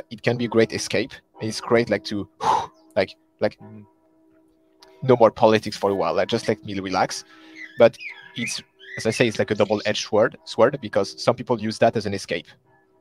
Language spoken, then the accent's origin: English; close to Paris, Île-de-France, France; English is a second language; also born or lived in Sweden; So born and raised in France, close to Paris, so the capital city